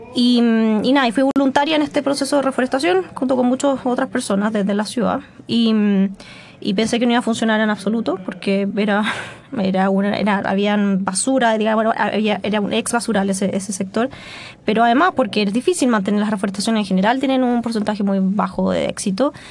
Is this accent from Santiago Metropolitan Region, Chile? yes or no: yes; Melipilla, Santiago Metropolitan Region, Chile; yo crecí en Melipilla